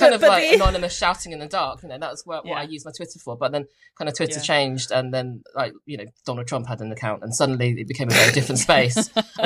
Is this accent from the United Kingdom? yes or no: yes; United Kingdom; But I spelt it with a U because I'm British.